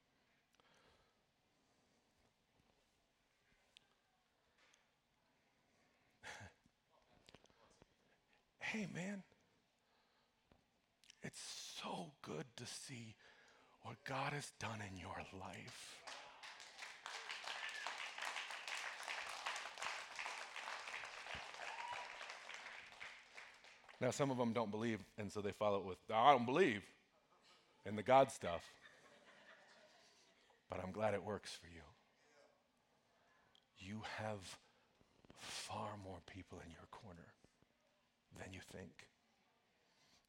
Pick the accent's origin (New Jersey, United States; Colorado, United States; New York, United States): Colorado, United States; Broomfield; I grew up in Broomfield, which is a little town just north of here